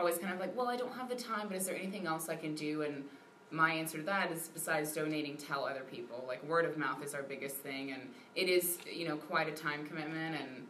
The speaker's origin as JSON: {"language": "English", "town": "Shreveport", "region": "Louisiana", "country": "United States", "also_born_or_lived": "Chicago", "moved": "yes", "lives_now": "Waco, United States", "said": "Originally Shreveport, but I was in Chicago before I moved here."}